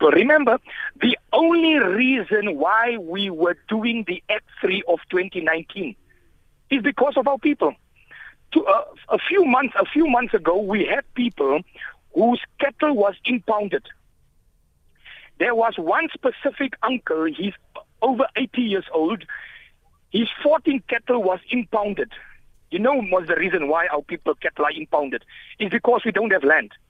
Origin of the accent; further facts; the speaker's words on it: South Africa; I must ask myself, as a South African citizen, I'm in a democratic country.